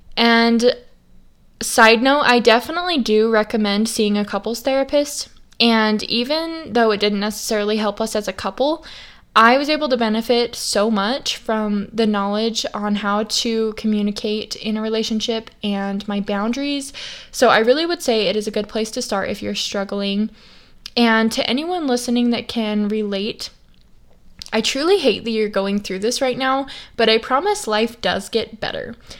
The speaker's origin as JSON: {"language": "English", "region": "Idaho", "country": "United States", "tie": "born or raised there", "said": "I grew up in Idaho, and ever since I was little, I had horses"}